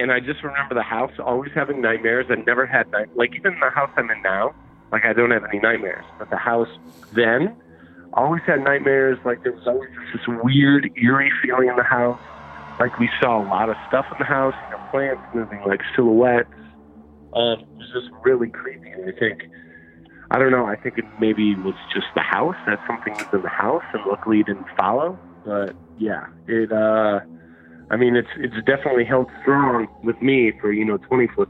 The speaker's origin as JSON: {"language": "English", "town": "Las Vegas", "region": "Nevada", "country": "United States", "said": "I'm from Vegas."}